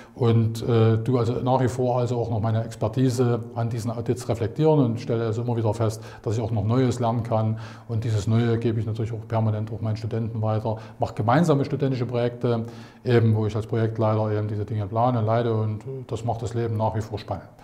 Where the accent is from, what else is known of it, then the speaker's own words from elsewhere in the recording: Saxony, Germany; Ich bin also, ähm, aus Sachsen